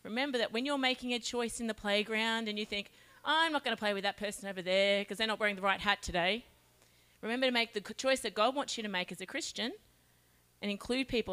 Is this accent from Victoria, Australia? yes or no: no; Charters Towers, Queensland, Australia; I'm from Charters Towers